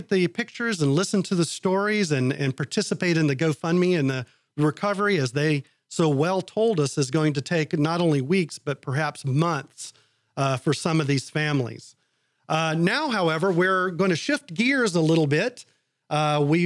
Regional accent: South Carolina, United States; now in Houston, United States; I'm actually originally from South Carolina

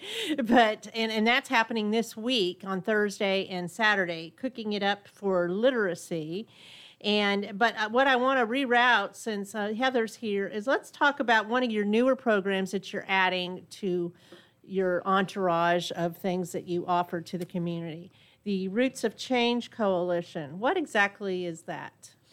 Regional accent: Burbank, California, United States; now in Conroe, United States; my hometown of, uh, Burbank, California

